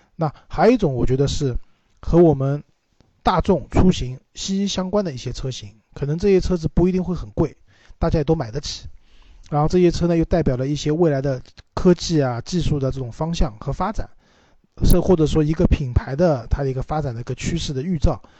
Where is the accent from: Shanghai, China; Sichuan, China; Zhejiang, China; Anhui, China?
Shanghai, China; 我们上海话叫虚头巴脑的